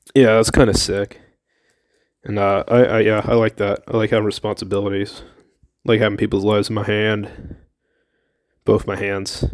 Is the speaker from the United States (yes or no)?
yes; Millersville, United States; From Millersville.